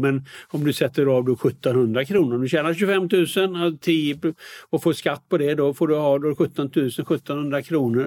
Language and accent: Swedish; Västergötland, Västra Götaland, Sweden; moved away as an adult; also born or lived in United States; när jag kommer från eh, Västergötland och då säger vi lite räcker, mycket går åt.